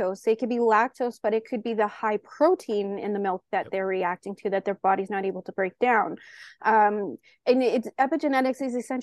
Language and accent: English; Canada; I'm Canadian